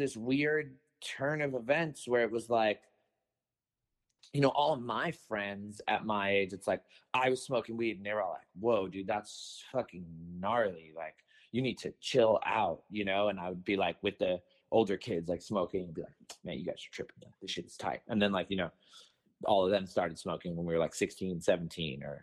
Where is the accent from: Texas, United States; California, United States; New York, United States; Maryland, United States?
California, United States; Los Angeles; growing up in Venice